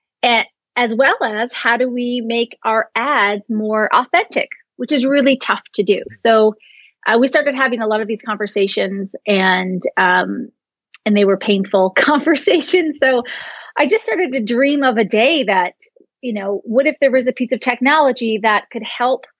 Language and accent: English; Canada; I'm Canadian